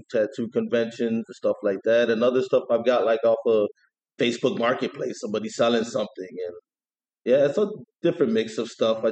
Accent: East Chicago, Indiana, United States; also born or lived in Hammond, Indiana; I'm from East Chicago, Indiana. I moved to Hammond in my early 20s

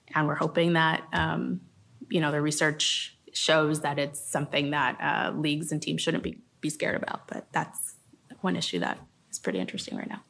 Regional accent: Los Angeles, California, United States; I was from Los Angeles

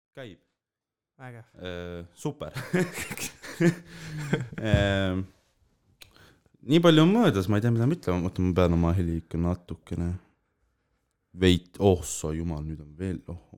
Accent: Tallinn, Harju County, Estonia; ma olen küll Õismäelt, onju mm, -hmm. aga Tallinnast

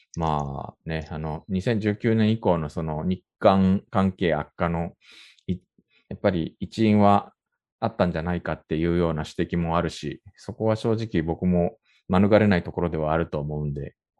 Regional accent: Japan; now in South Korea; 日本生まれ今は2回目の韓国在住の日本人

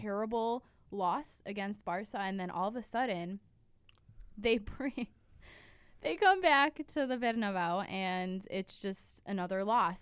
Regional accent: United States; As an American

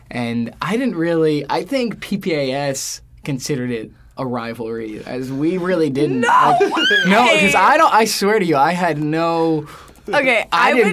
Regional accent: New York City, New York, United States; I'm from New York? York. I grew up in Queens.

